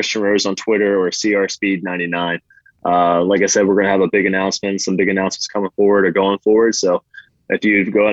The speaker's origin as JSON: {"language": "English", "town": "Martinsburg", "region": "West Virginia", "country": "United States", "tie": "born or raised there", "said": "I'm a West Virginia kid. I'm born and raised in West Virginia, and I love that area to death"}